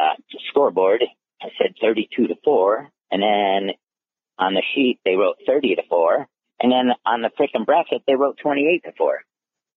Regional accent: New Jersey, United States; my home state where I won my high school state championship. It was at Jadwin Gym in Princeton, New Jersey.

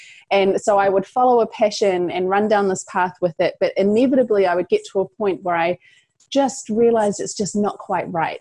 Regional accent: New Zealand; So I'm from New Zealand, if you pick up an accent there.

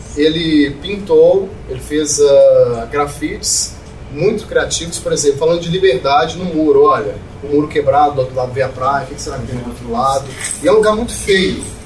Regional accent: Brazil; moved away as an adult; also born or lived in Sabará / Belo Horizonte / Cairo / Chile; now in Jerusalem; nós brasileiros também levamos

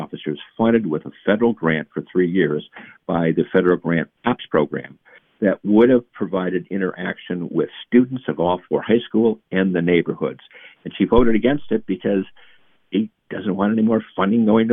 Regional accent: Madison, Wisconsin, United States; we grew up in South Madison in the Greenbush.

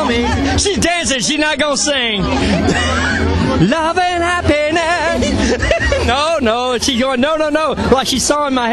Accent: Chicago, Illinois, United States

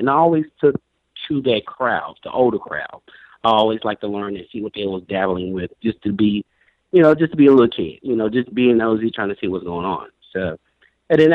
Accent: Brownsville, Tennessee, United States; I was born originally in West Tennessee, maybe less than 100 miles outside of Memphis, a little small town called Brownsville.

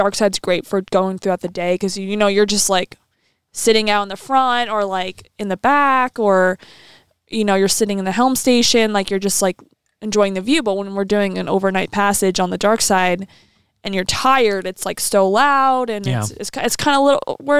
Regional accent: East Coast, United States; Okay, I'm just talking about I'm from the East Coast.

